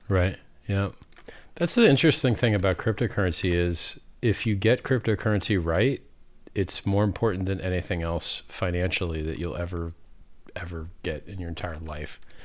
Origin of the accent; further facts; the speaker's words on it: Fort Lauderdale, Florida, United States; I grew up in Fort Lauderdale, Florida, which is the Venice of America